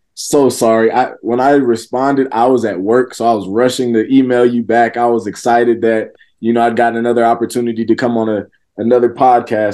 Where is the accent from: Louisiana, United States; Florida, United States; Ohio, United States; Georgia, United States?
Georgia, United States; this was in Georgia